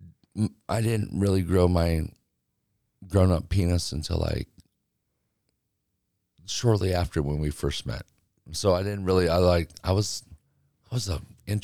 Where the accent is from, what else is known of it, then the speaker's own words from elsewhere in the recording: Cedar Falls, Iowa, United States; moved away as an adult; also born or lived in California; I was born in Cedar Falls, Iowa.